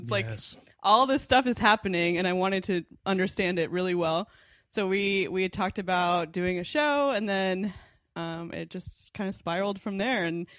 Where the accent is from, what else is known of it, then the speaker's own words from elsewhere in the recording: Dallas, Texas, United States; also born or lived in Alberta, Canada; now in Los Angeles, United States; I grew up in Dallas mostly.